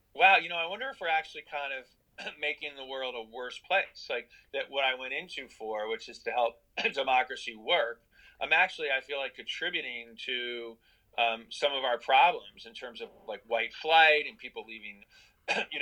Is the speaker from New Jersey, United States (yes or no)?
no; Western Massachusetts, United States; now in Connecticut, United States; we're both from Western Mass